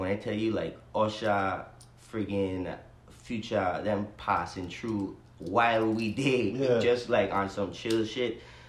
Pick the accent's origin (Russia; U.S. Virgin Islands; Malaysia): U.S. Virgin Islands; wanting to be different with my music from normally what you hear growing up in the Virgin Islands.